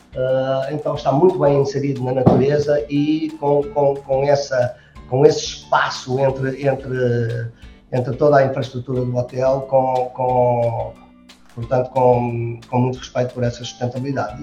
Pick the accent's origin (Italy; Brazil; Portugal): Portugal; accent: Portuguese; moved away as an adult; also born or lived in United States / Switzerland; como você já viu por este meu sotaque, eu sou português